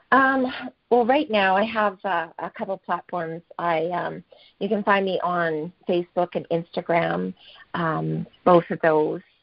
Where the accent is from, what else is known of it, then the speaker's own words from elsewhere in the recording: Fort Saskatchewan, Alberta, Canada; I'm from Fort Saskatchewan, Alberta, Canada